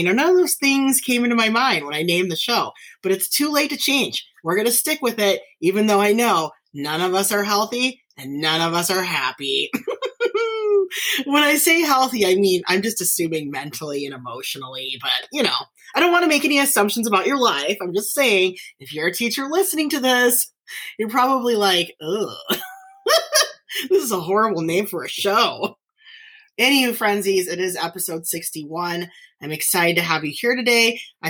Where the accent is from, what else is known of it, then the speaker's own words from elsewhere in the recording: Carson City, Nevada, United States; moved away as an adult; now in Las Vegas, United States; I'm born and raised in Nevada, but I was born and raised in Northern Nevada. I grew up in the capital, Carson City, Nevada. Like I said, I lived in the same house my whole life, and I went to a total of three schools.